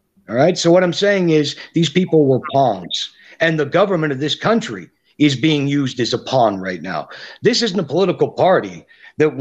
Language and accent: English; Canada; I'm a Canadian